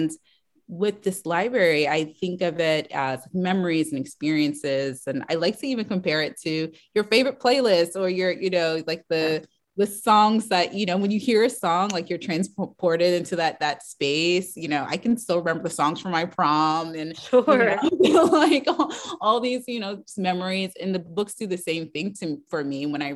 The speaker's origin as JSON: {"language": "English", "town": "Washington", "region": "District of Columbia", "country": "United States", "tie": "born or raised there", "said": "I grew up in, you know, Washington, DC. I'm not from the South."}